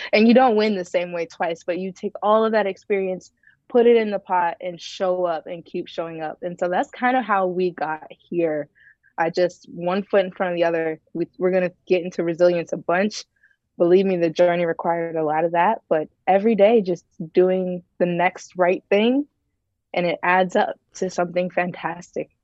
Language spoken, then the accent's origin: English; Ohio, United States; moved away as an adult; also born or lived in Tennessee; I was born and raised in Ohio